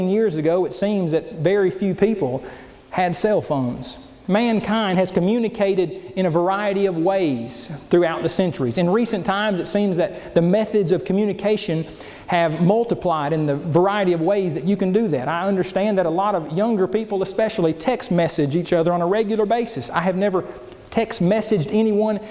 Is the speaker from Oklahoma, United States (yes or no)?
yes; Oklahoma, United States; as a child growing up in Oklahoma